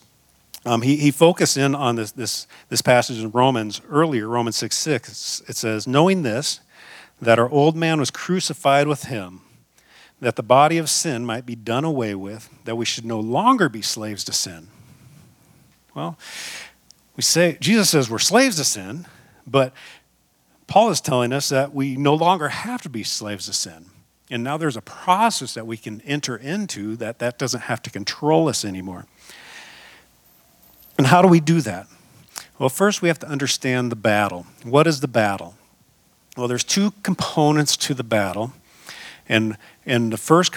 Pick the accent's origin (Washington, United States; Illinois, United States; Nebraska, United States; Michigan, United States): Washington, United States; Seattle; also born or lived in Front Range, Colorado; now in Colorado, United States; I'm from the Northwest, from Seattle